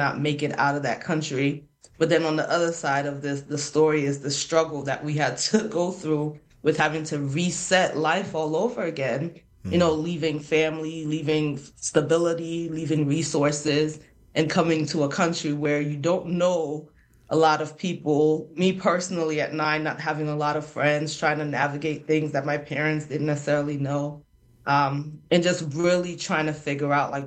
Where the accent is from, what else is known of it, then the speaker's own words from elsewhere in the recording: Freetown, Western Area, Sierra Leone; now in United States; So I come from Freetown, Sierra Leone, Freetown being the capital of Sierra Leone